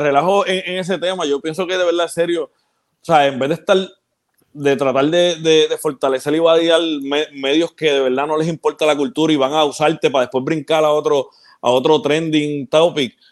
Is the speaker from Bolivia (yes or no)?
no; Ponce, Puerto Rico; also born or lived in Peñuelas, Puerto Rico; yo, yo nací en Ponce y viví en Peñuela un tiempo